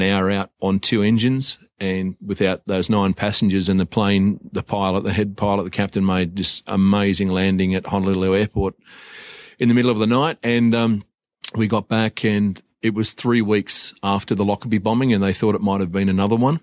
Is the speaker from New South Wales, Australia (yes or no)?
yes; Wollongong, New South Wales, Australia; also born or lived in Wagga Wagga; I grew up in Wollongong